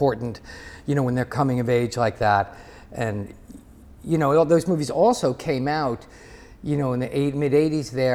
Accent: New Jersey, United States; we grew up in New Jersey

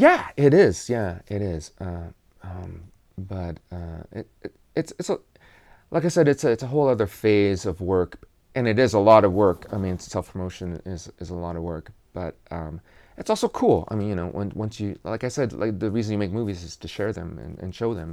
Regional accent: Kansas, United States; I am from Kansas.

